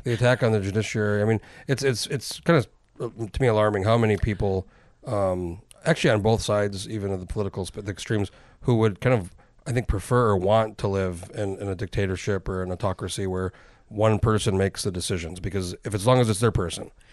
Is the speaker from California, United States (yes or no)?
no; New Mexico, United States; moved away; I grew up in New Mexico